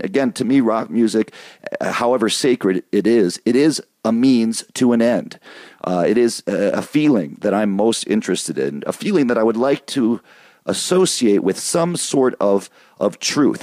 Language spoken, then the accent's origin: English; Michigan, United States; moved away; also born or lived in East Coast; I grew up in Michigan.